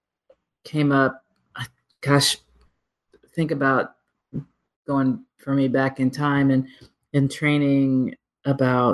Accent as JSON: {"language": "English", "country": "United States", "said": "as an American"}